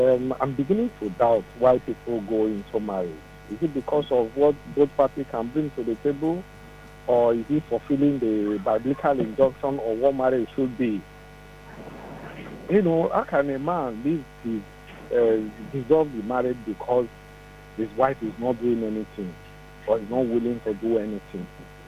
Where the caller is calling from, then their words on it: Ibadan, Oyo, Nigeria; I'm calling you from Ibadan.